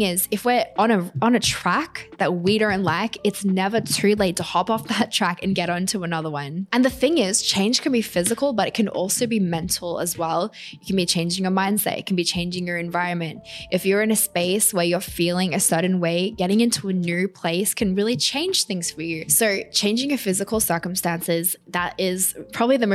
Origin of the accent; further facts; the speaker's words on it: Australia; moved away as an adult; now in New York City, United States; I'm Australian. I'm now living in New York City.